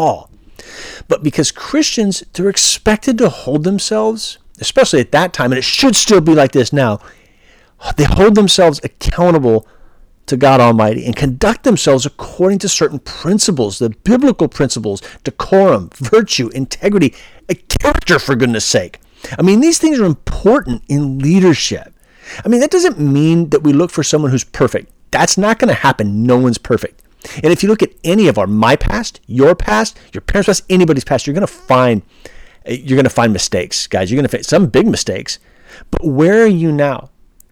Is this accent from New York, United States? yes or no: no; California, United States; I'm from California